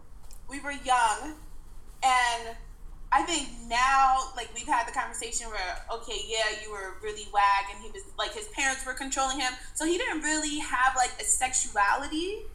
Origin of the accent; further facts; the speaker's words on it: New Jersey, United States; I'm from Jersey.